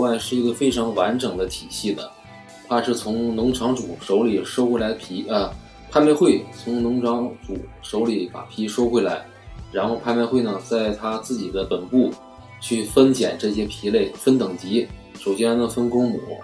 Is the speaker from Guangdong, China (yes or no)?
no; Heilongjiang, China; now in Haining, China; 我老家是黑龙江的